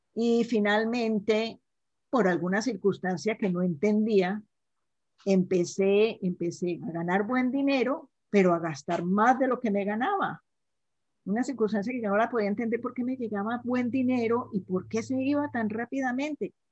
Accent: Cali, Valle del Cauca, Colombia; yo nací en Cali, Colombia, soy de Cali, Colombia, y en un hogar con cuatro hermanas

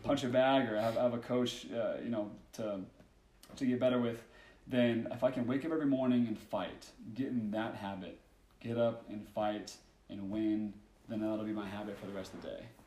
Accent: Oregon, United States; growing up in Oregon

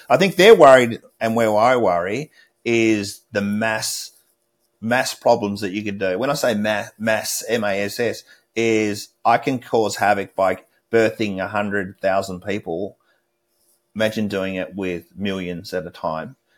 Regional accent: Australia; moved away; As an Australian

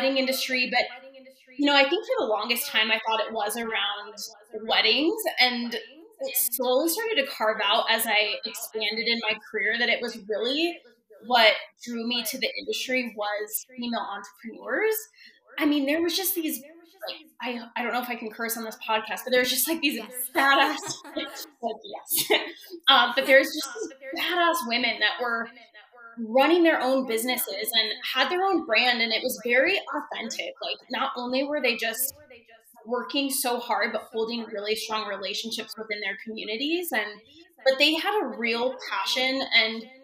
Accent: Wyoming, United States; moved away as an adult; also born or lived in Denver, Colorado; I'm moving back to my hometown in small town Wyoming

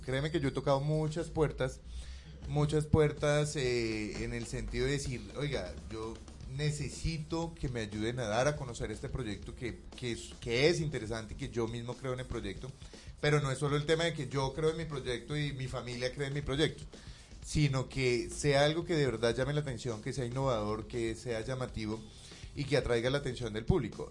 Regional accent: Bucaramanga, Santander, Colombia; moved away; yo soy de Bucaramanga

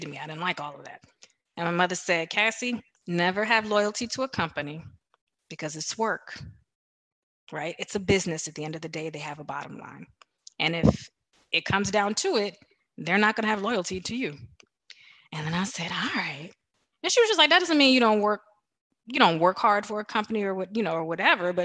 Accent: Washington, District of Columbia, United States; I was born in Washington, D.C.

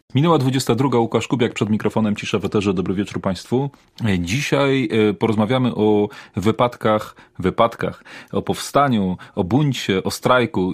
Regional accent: Poznań, Greater Poland, Poland; sam jestem poznaniakiem, e, rodem

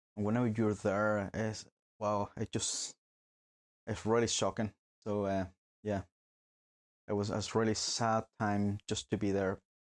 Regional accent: Barquisimeto, Lara, Venezuela; moved away as an adult; now in Northern Ireland, United Kingdom; I was born in Venezuela myself. Uh, been here in Northern Ireland for nearly nine years.

